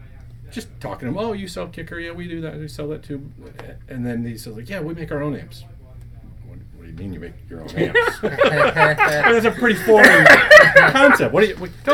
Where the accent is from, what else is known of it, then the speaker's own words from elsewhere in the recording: Mount Clemens, Michigan, United States; moved away; I was born and raised in Mount Clements.